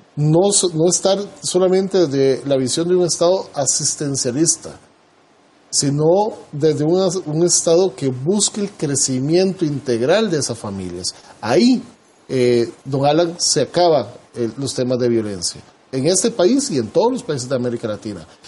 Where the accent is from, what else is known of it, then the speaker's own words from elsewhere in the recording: Costa Rica; nosotros como costarricenses